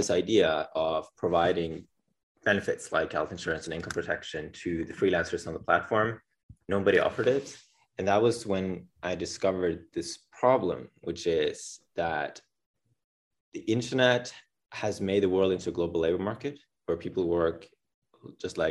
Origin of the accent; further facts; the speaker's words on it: Bergen, Vestland, Norway; I was born in Bergen, Norway, on the west coast of Norway